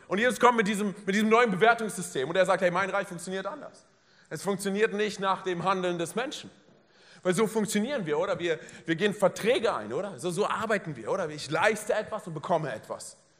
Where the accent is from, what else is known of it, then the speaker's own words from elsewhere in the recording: Berlin, Germany; moved away; ich komme aus Berlin, meine Frau auch